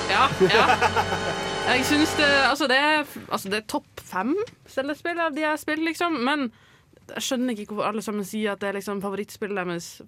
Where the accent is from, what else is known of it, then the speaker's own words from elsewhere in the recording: Northern Norway, Norway; Jeg er fra Nord-Norge, ikke sant. Der må vi reise fra øy til øy for liksom å liksom komme noen sted.